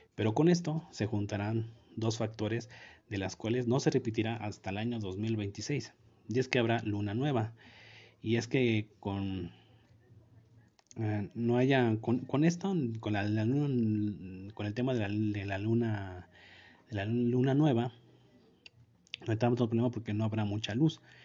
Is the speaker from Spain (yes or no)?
no; Mexico